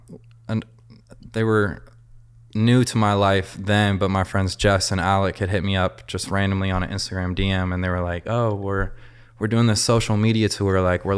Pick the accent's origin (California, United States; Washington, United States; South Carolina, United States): Washington, United States; Seattle; now in Los Angeles, United States; Seattle, Washington.